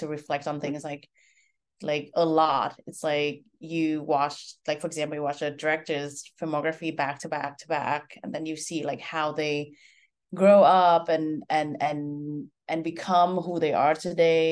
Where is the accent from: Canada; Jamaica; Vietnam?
Vietnam; moved away as an adult; now in United States; I'm Vietnamese. I was born and raised in Vietnam